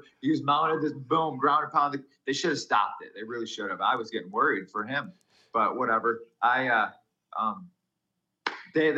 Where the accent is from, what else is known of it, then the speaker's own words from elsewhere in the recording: New York, United States; I'm American